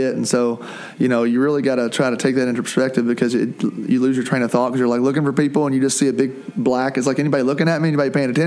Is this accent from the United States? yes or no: yes; Taylorsville, United States; moved away; growing up in Taylorsville.